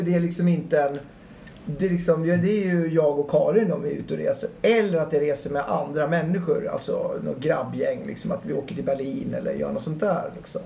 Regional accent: Gävle, Gävleborg County, Sweden; also born or lived in London; jag är uppväxt i Gävle

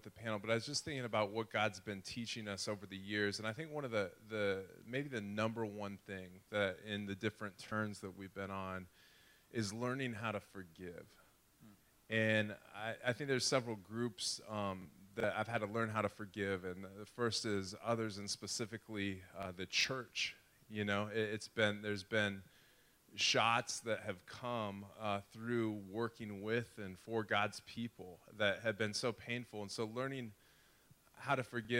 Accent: Nebraska, United States; also born or lived in Chicago / Cape Town, South Africa; now in Omaha, United States; Nebraska boy, we got married up in school in Chicago and then moved back to Nebraska, my hometown

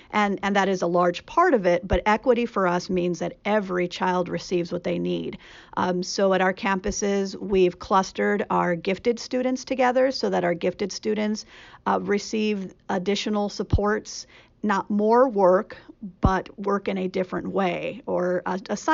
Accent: California, United States; also born or lived in Richmond, California / Los Angeles, California / Central Valley, California; I was born in Richmond, which is outside of, it's in the Bay Area, and lived in Richmond and in Los Angeles, and then in the Central Valley in California

